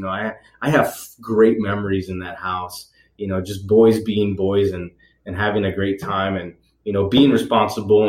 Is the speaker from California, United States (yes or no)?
yes; Redwood City, California, United States; also born or lived in Fremont, California; I was born and raised in Redwood City in the peninsula. I was raised there and then around probably 16. No, actually, no. I was younger. I was like still in sixth grade. My parents moved to Fremont.